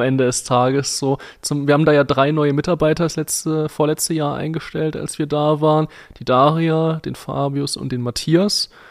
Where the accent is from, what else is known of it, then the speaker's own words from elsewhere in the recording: Poland; moved away; mein Heimatland Polen